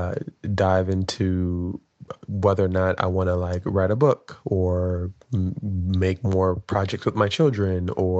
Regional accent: New York City, New York, United States; I'm from Brooklyn, New York

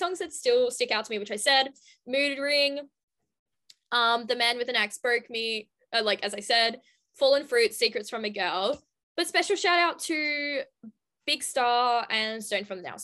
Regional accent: Western Australia, Australia

